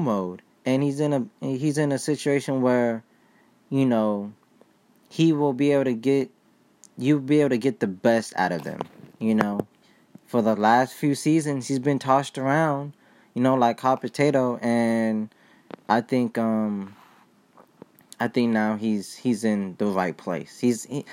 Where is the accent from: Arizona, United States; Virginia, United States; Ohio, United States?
Ohio, United States; moved away; I was born in Ohio